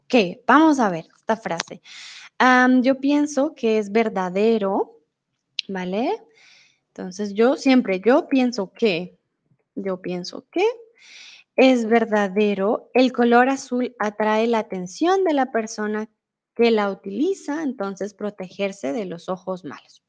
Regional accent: Colombia; also born or lived in Mexico; now in Germany; crecí con muchas supersticiones en Colombia

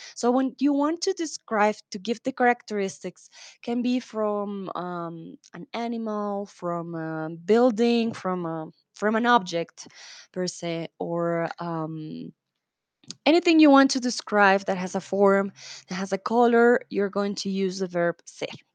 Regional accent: Bogotá, Colombia; soy de Colombia, de Bogotá

